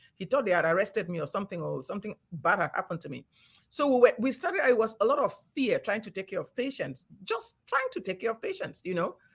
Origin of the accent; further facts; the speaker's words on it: Cameroon; moved away; also born or lived in Nigeria; I grew up in Cameroon when things were still peaceful and nice